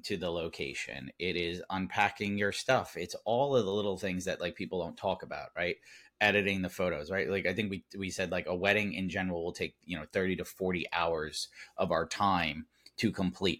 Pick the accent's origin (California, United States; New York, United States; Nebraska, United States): New York, United States; Long Island; we're both from Long Island